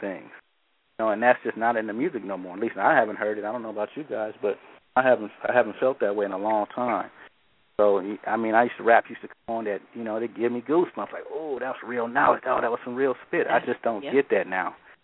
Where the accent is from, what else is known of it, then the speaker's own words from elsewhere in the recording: Oakland, California, United States; also born or lived in the East (born); growing up in Oakland, that's all you're surrounded by Black Panthers